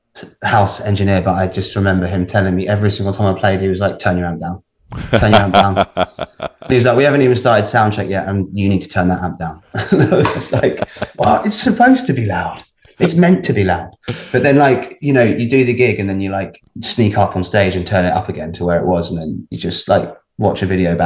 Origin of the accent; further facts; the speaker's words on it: Baldock, East of England, United Kingdom; also born or lived in Hitchin; I grew up in a little town called Baldock, which is just about 30 miles north of London. So it's in Hertfordshire.